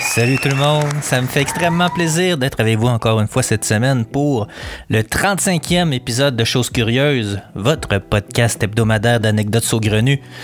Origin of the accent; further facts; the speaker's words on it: Montreal, Quebec, Canada; je suis natif de Montréal